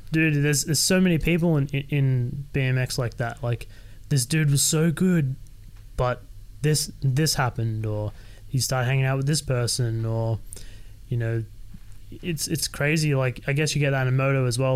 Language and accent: English; Sydney, New South Wales, Australia; I was born and raised in Sydney